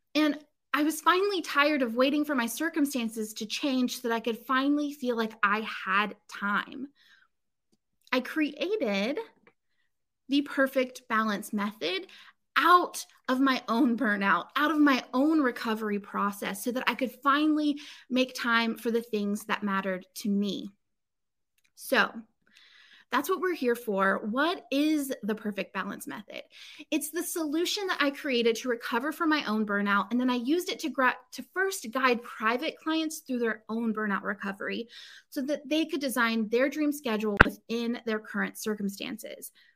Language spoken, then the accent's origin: English; Inverness, Florida, United States; moved away; also born or lived in Chicago; I grew up, or I lived for several years as a kid, um, in this place called Inverness, Florida